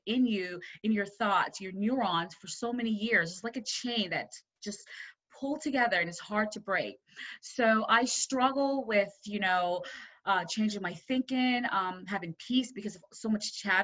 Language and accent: English; Jamaica; I was born in Jamaica